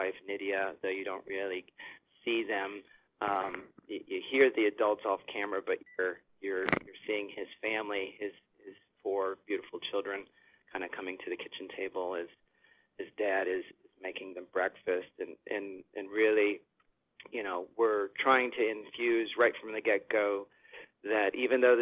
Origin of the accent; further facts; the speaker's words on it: Chicago, Illinois, United States; now in Los Angeles, United States; I'm from Chicago